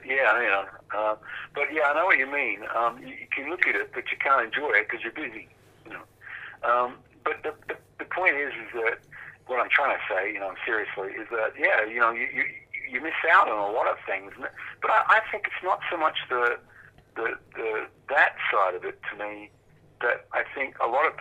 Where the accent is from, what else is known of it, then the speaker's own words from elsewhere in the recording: Perth, Western Australia, Australia; when we were kids, we grew up in Perth in Western Australia